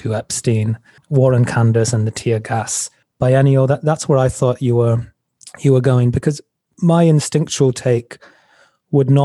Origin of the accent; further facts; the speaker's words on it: England, United Kingdom; now in United States; I grew up in England